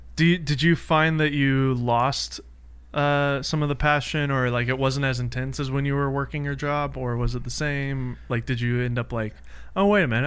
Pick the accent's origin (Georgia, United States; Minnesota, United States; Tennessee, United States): Tennessee, United States; Nashville; now in California, United States; I'm from Nashville